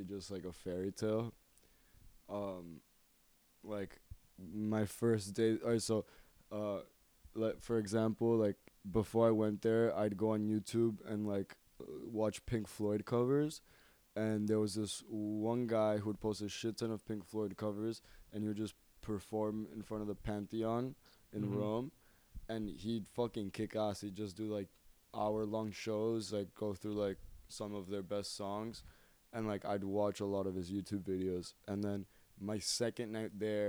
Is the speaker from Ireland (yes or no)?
no; Argentina; I'm from Argentina